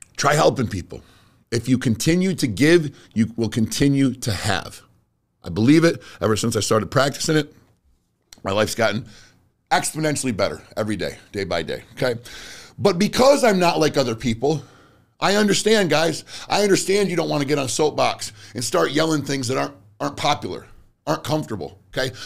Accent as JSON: {"language": "English", "country": "United States", "said": "I am an American"}